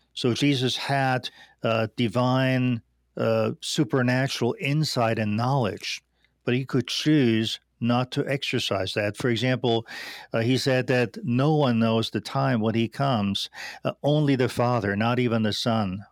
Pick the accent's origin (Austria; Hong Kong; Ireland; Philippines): Austria; moved away as an adult; now in United States; I grew up in Austria